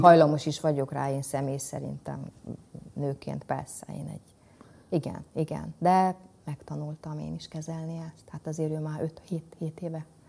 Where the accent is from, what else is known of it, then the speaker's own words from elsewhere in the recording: Somogy, Hungary; mind a ketten somogyiak vagyunk